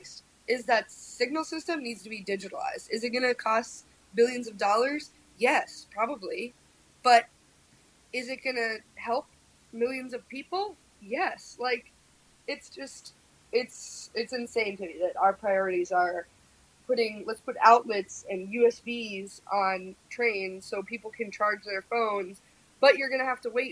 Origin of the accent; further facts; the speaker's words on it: New York City, New York, United States; also born or lived in Boulder, Colorado; I'm from Red Hook